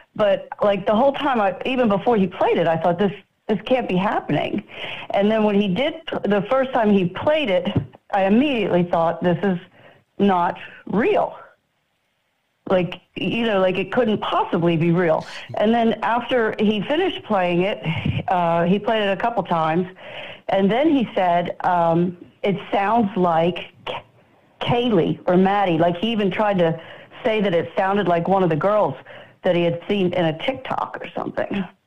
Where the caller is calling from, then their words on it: Florida, United States; I'm calling from Florida.